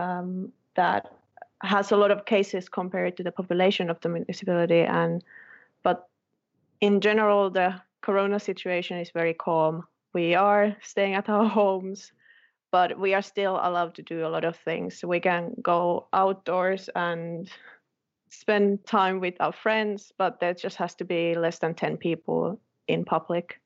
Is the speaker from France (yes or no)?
no; Kittilä, Lapland, Finland; now in Oulu, Finland; I'm currently in Oulu, but I'm actually from Kittilä. It's a small town in Lapland.